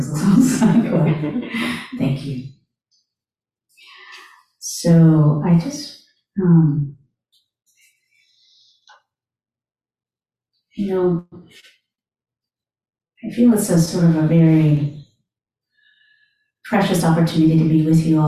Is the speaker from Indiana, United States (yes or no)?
no; North Carolina, United States; growing up in America, born in 1967, in North Carolina